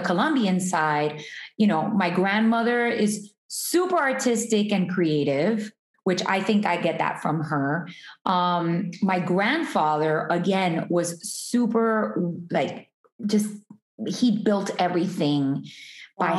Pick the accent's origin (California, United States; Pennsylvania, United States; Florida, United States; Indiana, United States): Florida, United States; Hialeah; I was born in Hialeah, which is kind of like a suburb of Miami